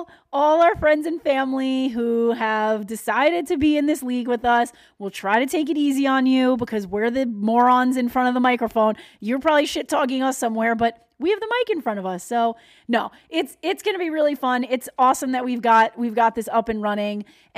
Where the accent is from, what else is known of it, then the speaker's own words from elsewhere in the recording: Long Island, New York, United States; I'm from Long Island.